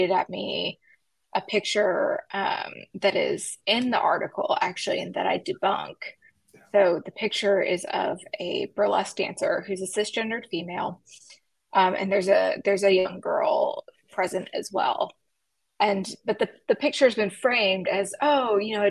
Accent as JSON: {"language": "English", "region": "West Tennessee", "country": "United States", "moved": "yes", "said": "I am real Southern. I'm from West Tennessee. And I went home to visit my folks."}